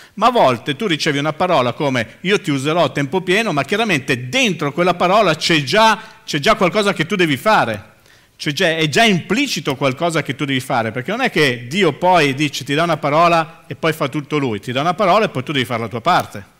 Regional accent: Milan, Lombardy, Italy; moved away as an adult; now in Livorno, Italy; Io sono milanese, sono nato sui Navigli, vivo, mm, sono da Milano da bere

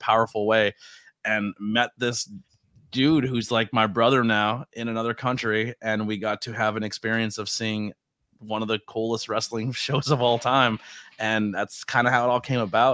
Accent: United States; I'm American

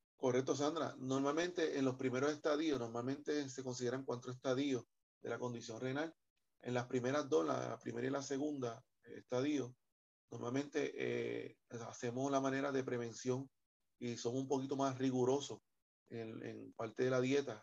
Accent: Puerto Rico; el puertorriqueño come mucho, mucha bichuela

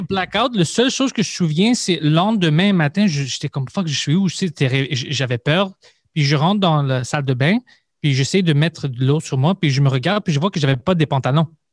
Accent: Montreal, Quebec, Canada; je viens de Parkex

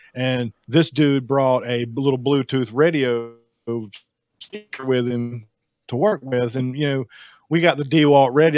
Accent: the South, United States; I'm from the South

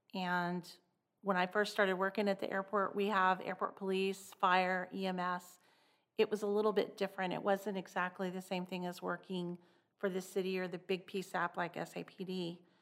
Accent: Clovis, New Mexico, United States; I grew up in a little town in New Mexico called Clovis

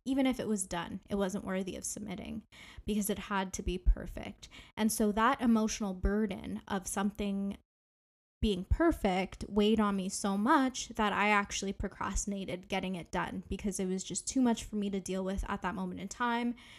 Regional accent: Ontario, Canada; I am from Ontario, Canada

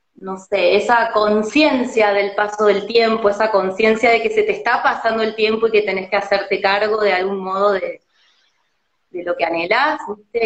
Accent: Córdoba, Argentina; now in Buenos Aires, Argentina; yo siendo cordobesa

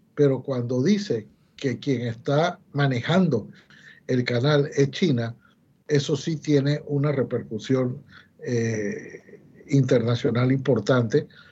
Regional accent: Panama; somos los panameños los que estamos manejando el canal

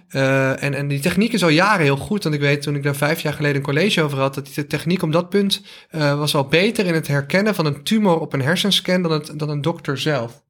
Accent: North Brabant, Netherlands; accent: Brabants

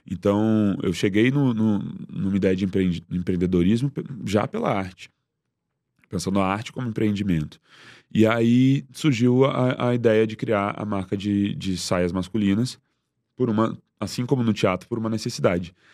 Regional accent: Porto Alegre, Rio Grande do Sul, Brazil; moved away as an adult; also born or lived in Rio de Janeiro; Sou de Porto Alegre. É, e quando eu cheguei no Rio foi muito difícil começar.

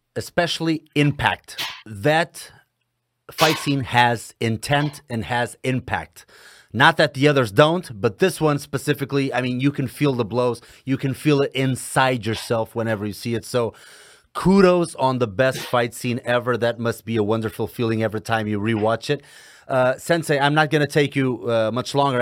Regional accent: Portugal; I'm from Portugal

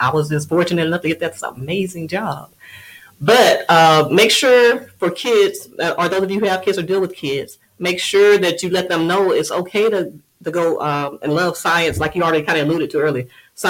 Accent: Moss Point, Mississippi, United States; moved away; She's still in Moss Point in my hometown.

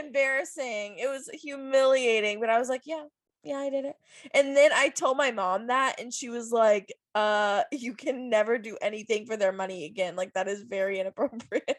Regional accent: Virginia Beach, Virginia, United States; I grew up in Virginia Beach

